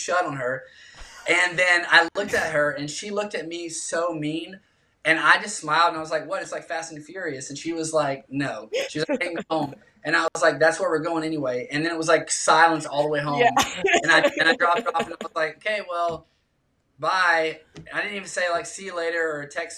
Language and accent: English; South Carolina, United States; I was raised in South Carolina